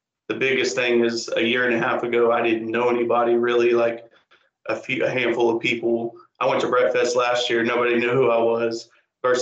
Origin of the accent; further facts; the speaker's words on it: Luling, Texas, United States; also born or lived in Wharton, Texas / College Station, Texas / Houston, Texas; I'm born and raised in Luling